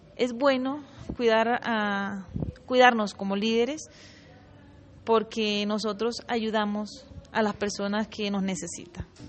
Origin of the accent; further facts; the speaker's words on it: Pivijay, Magdalena, Colombia; un pueblo donde yo nací, yo crecí